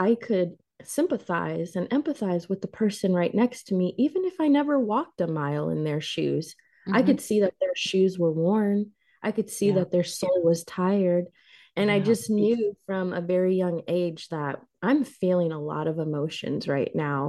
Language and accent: English; Illinois, United States; I was born and raised here in Illinois. So all of my family is here.